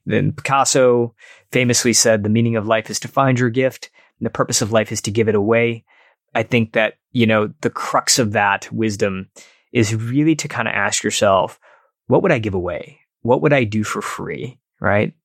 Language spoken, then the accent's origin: English; Detroit, Michigan, United States; where I grew up in Detroit